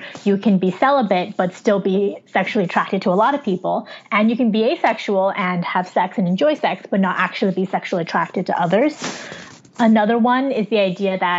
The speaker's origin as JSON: {"language": "English", "area": "near San Francisco", "region": "California", "country": "United States", "tie": "born or raised there", "also_born_or_lived": "Wuhan, China", "said": "where I grew up in the United States is near San Francisco in California, a state in the Western United States"}